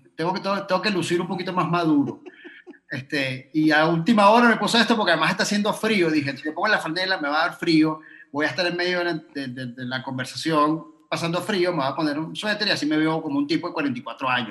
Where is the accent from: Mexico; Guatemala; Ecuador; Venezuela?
Venezuela; moved away; me fui de Venezuela, porque cuando estaba en Venezuela